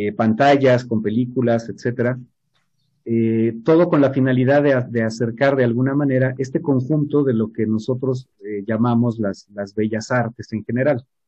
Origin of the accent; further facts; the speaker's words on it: Mexico; nosotros como mexicanos